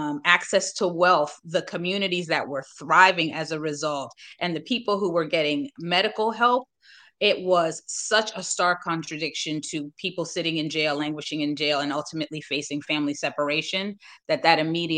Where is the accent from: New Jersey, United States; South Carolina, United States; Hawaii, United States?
New Jersey, United States; Northern; now in North Carolina, United States; I'm a Jersey girl, right? I'm from Northern Jersey